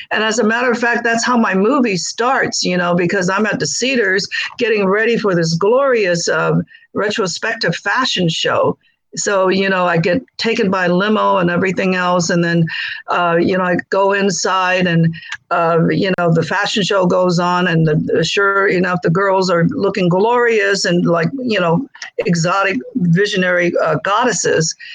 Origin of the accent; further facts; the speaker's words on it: China; moved away; life of scarcity, you know, uh, as a child growing up in Maoist China. There was a famine and scarcity of food everywhere.